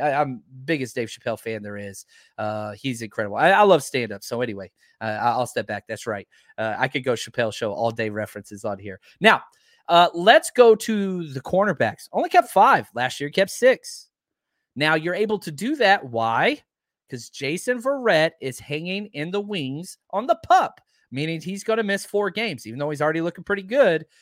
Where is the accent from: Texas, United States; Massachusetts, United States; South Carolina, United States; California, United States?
Texas, United States; I'm from Texas